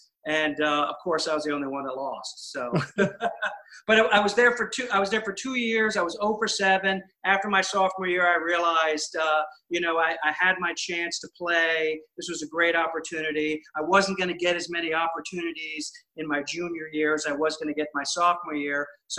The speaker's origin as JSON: {"language": "English", "town": "New Canaan", "region": "Connecticut", "country": "United States", "tie": "born or raised there", "also_born_or_lived": "Georgia", "moved": "as an adult", "lives_now": "Vero Beach, United States", "said": "I grew up in New Canaan, Connecticut. I played number 5 on my high school team."}